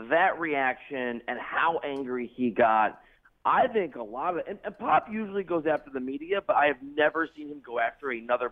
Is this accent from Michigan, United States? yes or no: no; Chicago, Illinois, United States; moved away; I grew up on Jordan. I was from Chicago.